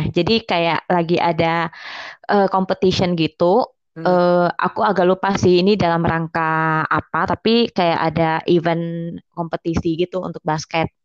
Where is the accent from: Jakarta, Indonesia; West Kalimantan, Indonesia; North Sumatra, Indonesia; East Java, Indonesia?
West Kalimantan, Indonesia; Singkawang; aku kan asalnya dari Singkawang nih dari Kalbar.